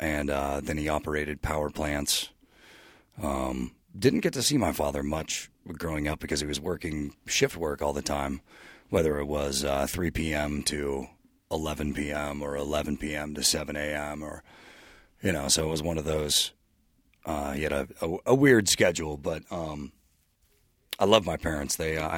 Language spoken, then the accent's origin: English; Concord, California, United States; I grew up in Concord, California, in the East Bay area.